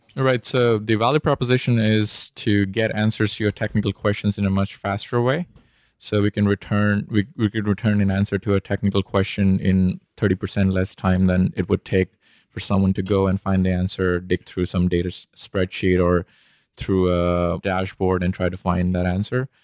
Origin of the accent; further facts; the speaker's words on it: India; moved away as an adult; also born or lived in Bombay / Austin / Houston; I was born and raised in India